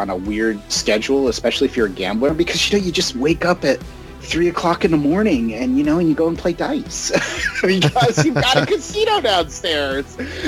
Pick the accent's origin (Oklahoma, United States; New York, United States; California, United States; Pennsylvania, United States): New York, United States; the New York area, United States; now in Las Vegas, United States; I'm originally from the New York area